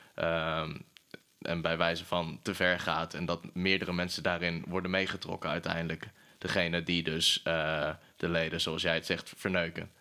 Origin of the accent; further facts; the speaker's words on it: Breda, North Brabant, Netherlands; moved away; ik kom oorspronkelijk uit Breda